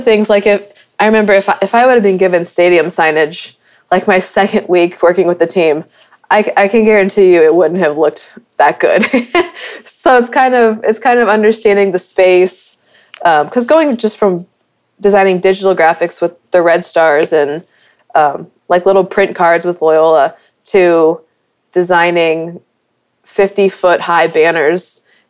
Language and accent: English; Midwest, United States; also born or lived in Dallas; now in Kansas City, United States; So it was more of growing up in the Midwest, I kind of moved to Dallas on a whim, not knowing what I was getting myself into.